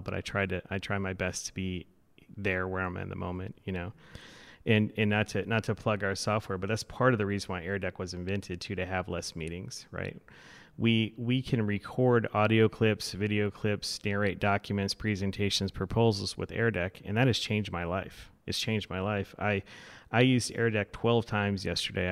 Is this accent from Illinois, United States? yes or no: no; Florida, United States; moved away as an adult; now in Madison, United States; I grew up in Florida, so I'm still getting acclimated to the weather